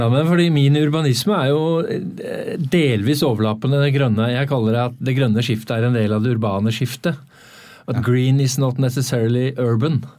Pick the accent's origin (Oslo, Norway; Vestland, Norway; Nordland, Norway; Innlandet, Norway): Oslo, Norway; Uh, eh, 0692.